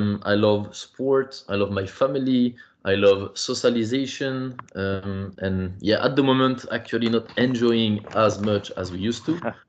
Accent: Parisian suburb, Île-de-France, France; also born or lived in Ireland / Belgium; I come from the Parisian suburb

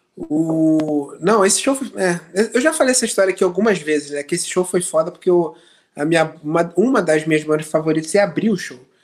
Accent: Brazil; moved away

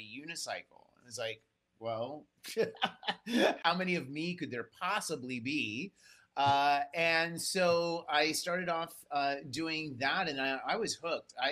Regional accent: Seattle, Washington, United States; growing up in the Seattle area

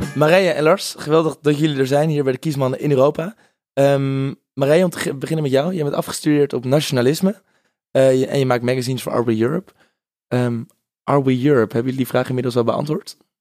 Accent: Netherlands; also born or lived in South Africa; wij als Nederlanders

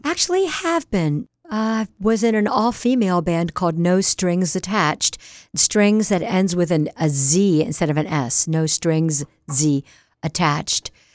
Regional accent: Newark, Delaware, United States; also born or lived in Wilmington, Delaware / Berkeley, California; Right in Wilmington, Delaware, and I grew up in Newark.

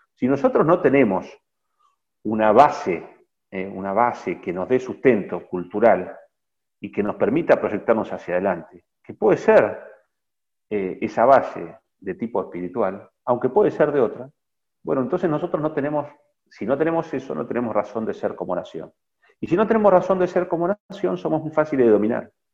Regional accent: Argentina

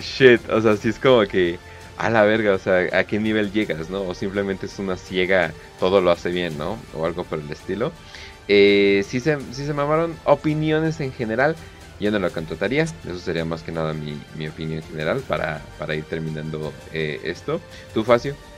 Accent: Mexico; somos mexicanos

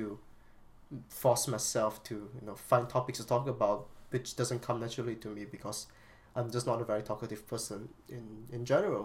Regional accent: Malaysia; English is a second language; myself as a Malaysian

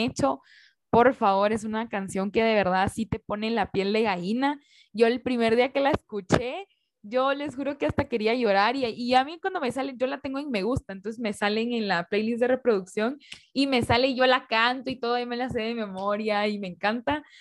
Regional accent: Guatemala; como guatemaltecos

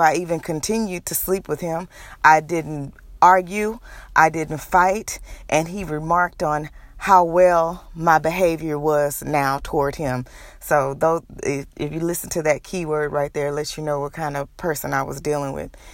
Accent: Houston, Texas, United States; moved away as an adult; also born or lived in Nashville, Tennessee; I'm originally from Houston, Texas.

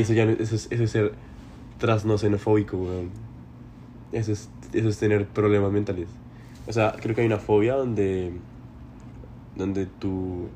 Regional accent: Bogotá, Colombia; moved away; vivir literalmente una típica vida de un bogotano.

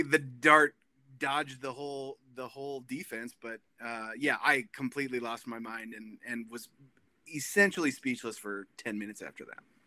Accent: Minnesota, United States; I was born and raised in Minnesota, and I am a Minnesota sports fan

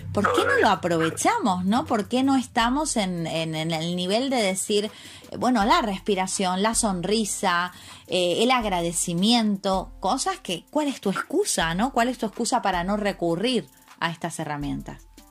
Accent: Argentina; now in Spain; yo como Argentina, país de crisis

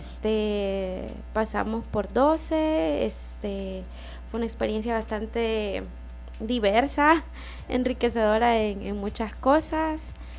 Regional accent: El Salvador; sos mujer salvadoreña

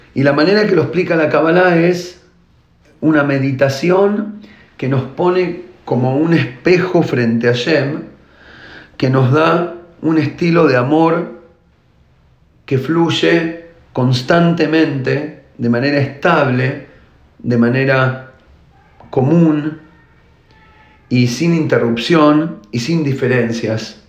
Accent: Argentina; now in Israel; yo nací en Argentina y ahora vivo en Israel

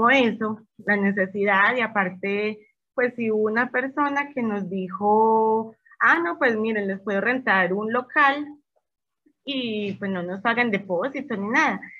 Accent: Medellín, Antioquia, Colombia; moved away as an adult; now in Querétaro, Mexico; este, soy de una ciudad muy bonita y muy maravillosa de Colombia, se llama Medellín y ya llevo en este hermoso país, ya llevo tres años, llegué con mi esposo

